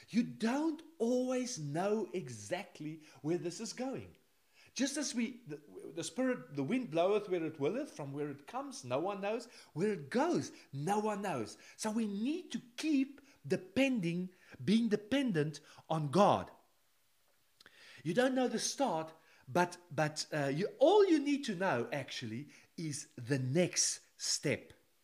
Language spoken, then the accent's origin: English; South Africa; moved away as an adult; now in Netherlands; Now, in 1988, when I came with three other people to the Netherlands, we came from South Africa, just a suitcase.